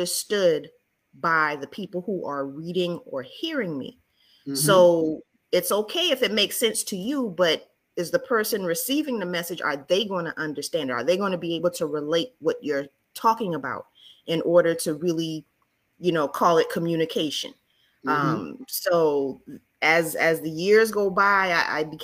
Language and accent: English; Charleston, South Carolina, United States; moved away; I am originally from Charleston, South Carolina, also known as the Holy City